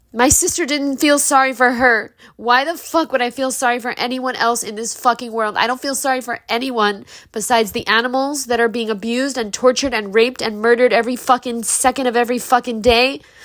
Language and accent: English; New York City, New York, United States; we're poor people from Brooklyn